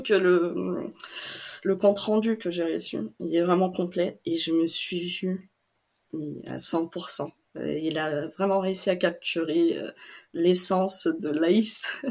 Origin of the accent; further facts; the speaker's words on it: Brazil; first language Portuguese; French is a second language; moved away as an adult; also born or lived in Chambéry, France; now in Grenoble, France; Je viens du Brésil